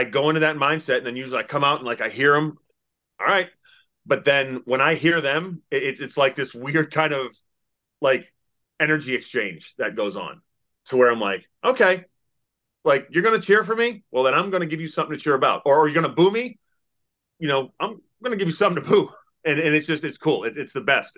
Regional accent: Massachusetts, United States; moved away as an adult; now in Kentucky, United States; I grew up in Massachusetts. Yeah, I live in Kentucky now

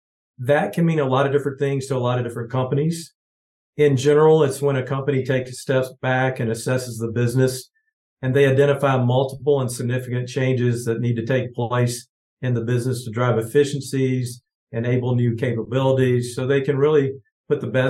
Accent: Georgia, United States; now in Kansas City, United States; grew up in Georgia, small town of 5,000 people

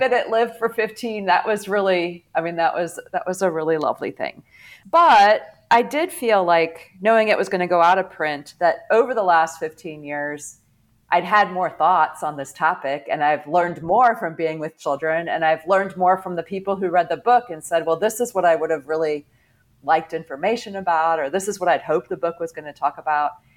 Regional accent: St. Louis, Missouri, United States; now in Atlanta, United States; I grew up in the St. Louis area

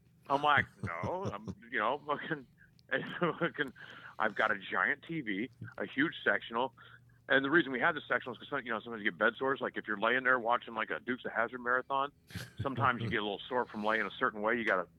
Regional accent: Charlotte, North Carolina, United States; moved away; also born or lived in Chicago, Illinois; I consider Charlotte, North Carolina, my home city. That's where I consider where I grew up.

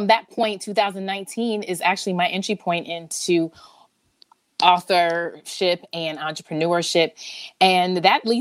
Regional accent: Summit, New Jersey, United States; I am from Summit, New Jersey. I still live in Jersey. I am a Jersey girl to the bone

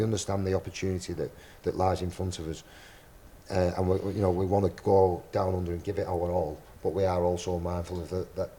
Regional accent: England, United Kingdom; So that was kind of my opportunity as an English player to actually say, you know what, I can compete at that level

